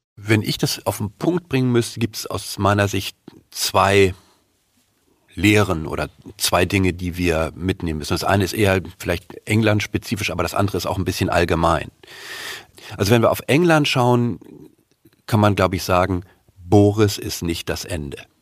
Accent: Germany; uns als Deutsche

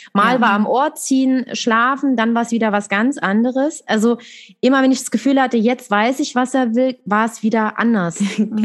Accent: Dresden, Saxony, Germany; Ich komme aus Dresden

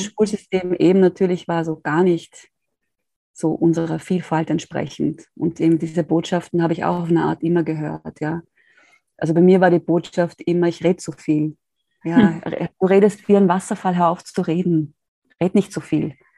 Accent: Austria; ich bin aus Österreich

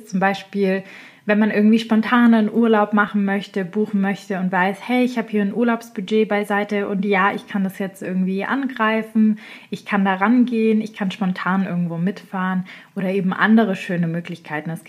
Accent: Baden-Württemberg, Germany; Ich komme ja selber aus dem Schwabenländle und ich bin da aufgewachsen.

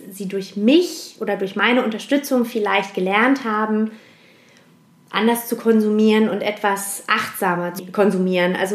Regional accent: Heusenstamm, Hesse, Germany; born or raised there; also born or lived in Frankfurt

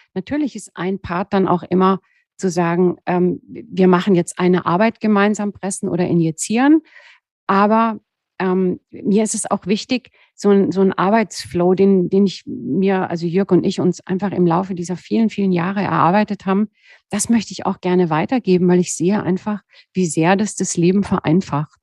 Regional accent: Southern Black Forest, near the Swiss border, Baden-Württemberg, Germany; moved away; also born or lived in Cologne / Berlin; Ich bin ja nur ein, ein Südschwarzwaldkind. Ich bin ja an der Schweizer Grenze geboren im Südschwarzwald und habe eigentlich immer so Berge um

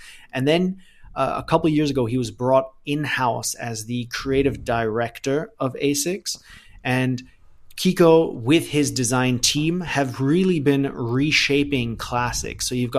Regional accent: Thailand; also born or lived in Germany?; I was born in Thailand. I lived there for 18 years. My dad still lives there. So I haven't, for me, Thailand is home, right? Like, I'm German. I have a German passport. Both my parents are German, but I spent my entire childhood in Thailand.

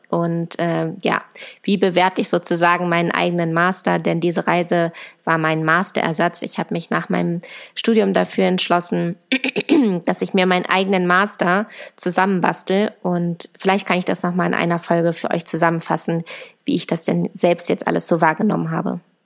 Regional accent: Germany; meinem Heimatland, nach meiner Familie

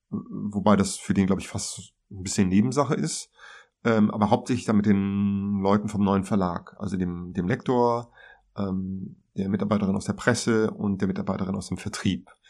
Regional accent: Hesse, Germany; also born or lived in Mainz; Ja, also ich bin gebürtiger Mainzer. Ich bin dann eigentlich rechtsrheinisch aufgewachsen in Hessen.

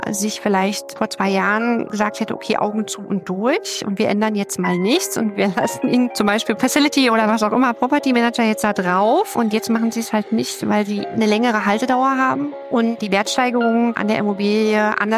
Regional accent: Berlin, Germany; moved away as an adult; now in Brandenburg, Germany; Ich bin Berlin, äh, Berlinerin, tatsächlich geboren im Prenzlauer Berg, verwurzelt in Berlin, ähm, wohne zwar aktuell in Brandenburg, ähm, einzig und allein wegen der Kinder

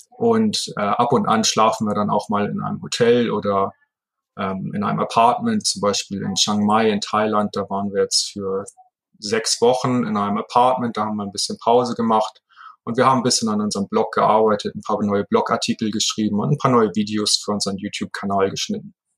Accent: Heide, Schleswig-Holstein, Germany; also born or lived in Hamburg; in meiner Geburtsstadt, in Heide, in Schleswig-Holstein

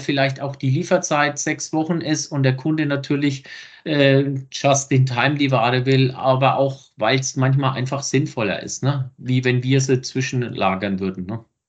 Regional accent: Lower Franconia, between Bad Kissingen and Schweinfurt, Bavaria, Germany; ich komme ja hier aus Franken, irgendwo zwischen Bad Kissingen und Schweinfurt

